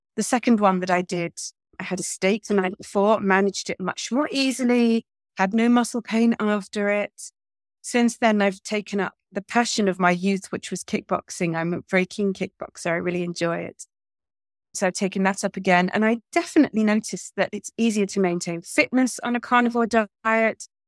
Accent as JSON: {"language": "English", "town": "Manchester", "region": "North West England", "country": "United Kingdom", "tie": "born or raised there", "moved": "yes", "lives_now": "Portugal", "said": "my hometown of Manchester"}